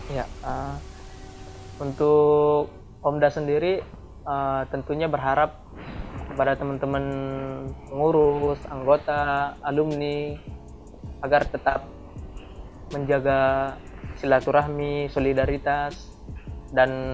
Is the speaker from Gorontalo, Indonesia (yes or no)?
no; South Tapanuli, North Sumatra, Indonesia; moved away as an adult; now in Bogor, Indonesia; mahasiswa perantauan dari Tapanuli bagian selatan